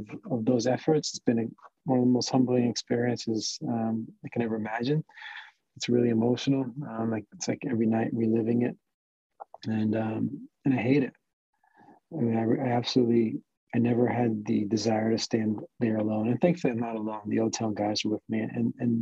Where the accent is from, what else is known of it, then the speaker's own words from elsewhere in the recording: Mahwah, New Jersey, United States; also born or lived in New York; now in Florida, United States; grew up in New Jersey